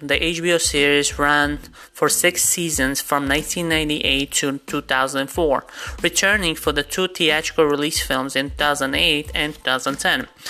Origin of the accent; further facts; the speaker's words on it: New York City, New York, United States; I grew up in New York myself